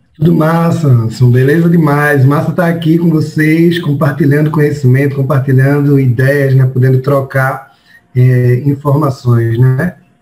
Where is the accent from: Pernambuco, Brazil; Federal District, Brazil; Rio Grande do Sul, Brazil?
Pernambuco, Brazil; Paulista; also born or lived in Recife; eu nasci aqui no Recife, fiquei aqui próximo de Afogados, da região metropolitana aqui de Recife, é, mas saí de lá muito pequeno, né, após a separação morar em Paulista